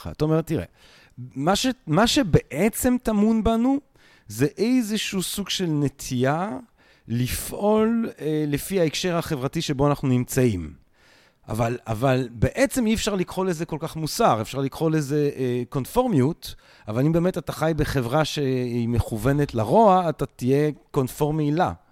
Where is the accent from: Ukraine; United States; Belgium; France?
Belgium; Antwerp, Flanders; moved away; אבא שלך ואני נולדנו באותו חור, בקיצור. מדהים. כן, אני מאנטוורפן.